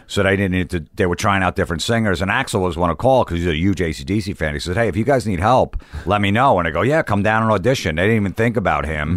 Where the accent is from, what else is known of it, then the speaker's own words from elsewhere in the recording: Old Bridge, New Jersey, United States; growing up in New Jersey, in Old Bridge, New Jersey